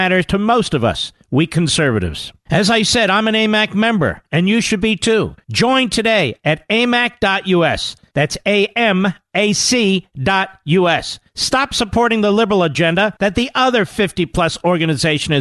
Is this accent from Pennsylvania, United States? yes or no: yes; Philadelphia, Pennsylvania, United States; I'm from Philadelphia.